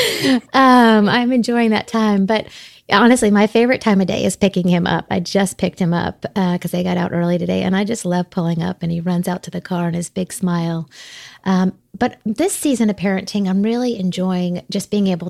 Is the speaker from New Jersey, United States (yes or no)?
no; South Florida, United States; now in Connecticut, United States; I was raised in South Florida as a preacher's kid